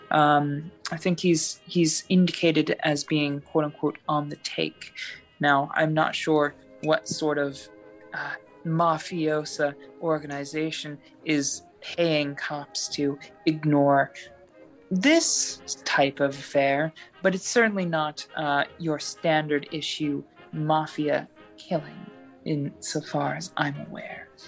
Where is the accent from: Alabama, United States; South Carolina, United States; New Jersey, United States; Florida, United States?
New Jersey, United States; born there; You know, I was born in Jersey. They say I'll die there too.